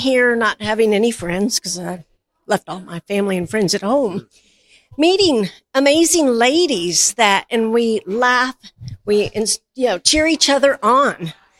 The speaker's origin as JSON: {"language": "English", "town": "Albany", "region": "Oregon", "country": "United States", "said": "I'm from North Albany."}